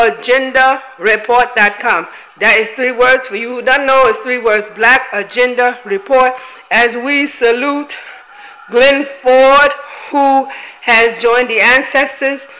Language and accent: English; Igboland, Nigeria; I am from Biafra. I am Igbo.